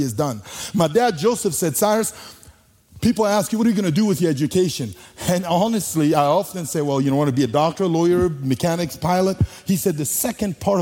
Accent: Bangassou, Mbomou, Central African Republic; first language Sango; English is a second language; moved away; I was born in the Central African Republic

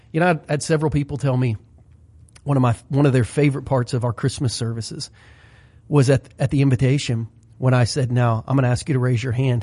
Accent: Southern Ohio, United States; growing up in Southern Ohio for seventeen, eighteen years

